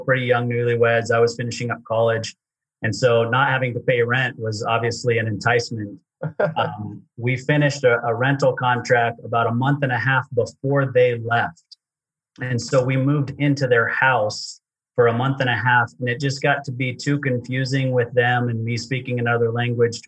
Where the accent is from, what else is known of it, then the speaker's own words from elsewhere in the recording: Utah, United States; I grew up in Utah